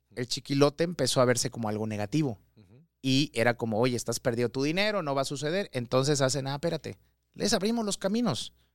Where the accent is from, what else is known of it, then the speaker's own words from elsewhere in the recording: Mérida, Yucatán, Mexico; Yo soy de Mérida, Yucateco 100%